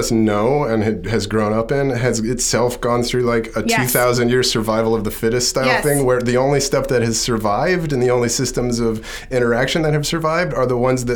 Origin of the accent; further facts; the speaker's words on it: Texas, United States; I grew up in Texas with Midwestern parents